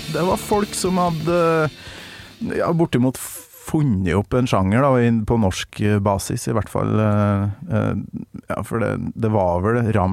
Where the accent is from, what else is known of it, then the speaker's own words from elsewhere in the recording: Tønsberg, Vestfold, Norway; Tønsberg. Fra Tønsberg, ja.